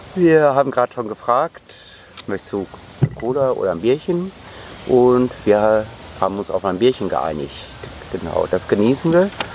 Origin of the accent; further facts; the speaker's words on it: North Rhine-Westphalia, Germany; Ich bin ja Westfale